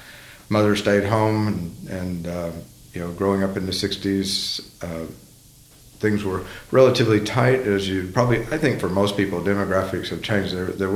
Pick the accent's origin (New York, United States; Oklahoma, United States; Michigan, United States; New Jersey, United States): Oklahoma, United States; moved away as an adult; also born or lived in Indonesia; I grew up in Oklahoma